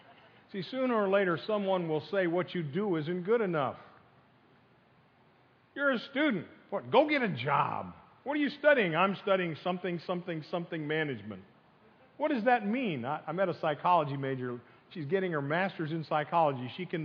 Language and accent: English; Pennsylvania, United States; now in Florida, United States; I came from Pennsylvania. I hate cold weather like we have this morning. And I moved down here with my family. My family moved here in 67, and I consider myself a Floridian.